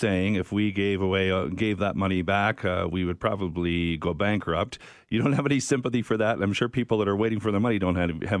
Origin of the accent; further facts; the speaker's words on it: Saskatoon, Saskatchewan, Canada; I'm from Saskatoon.